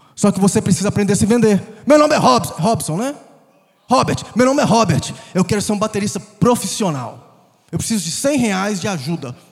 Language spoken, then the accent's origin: Portuguese; Conselheiro Pena, Minas Gerais, Brazil; moved away; also born or lived in Governador Valadares, Brazil / United States; Cresci em uma cidade menor ainda, 20 mil habitantes, chamada Conselheiro Pena.